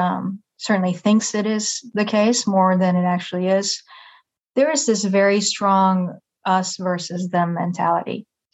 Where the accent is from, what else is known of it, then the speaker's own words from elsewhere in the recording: Yokohama, Kanagawa, Japan; moved away as an adult; now in Nashville, United States; I was born and raised in Japan in a pretty traditional household